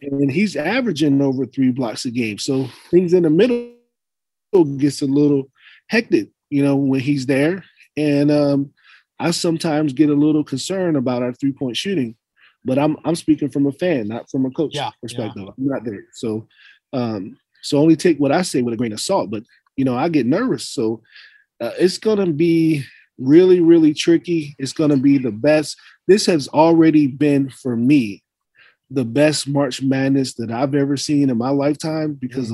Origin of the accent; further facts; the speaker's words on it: East Coast, United States; moved away; I was born on the East Coast